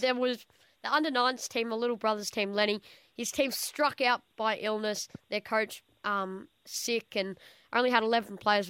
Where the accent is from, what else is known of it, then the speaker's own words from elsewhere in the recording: Portarlington, Victoria, Australia; from Port Arlington, my hometown